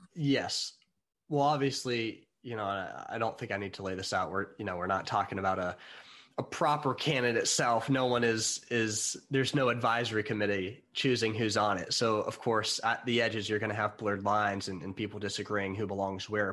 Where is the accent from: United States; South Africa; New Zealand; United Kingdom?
United States; I'm American